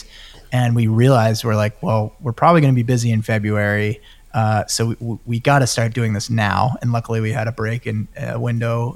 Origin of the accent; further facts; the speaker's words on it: Boston, Massachusetts, United States; I'm from Boston